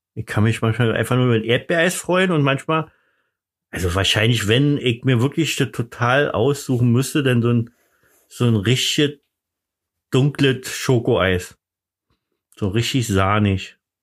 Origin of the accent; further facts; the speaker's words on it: the East, East Germany, Germany; Ich komme ja nur aus dem Osten. Wir haben übrigens direkt am, am Grenzübergang gewohnt.